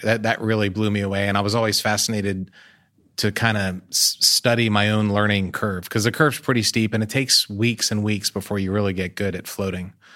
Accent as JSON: {"language": "English", "country": "United States", "said": "I'm American, so I'm proud of American things"}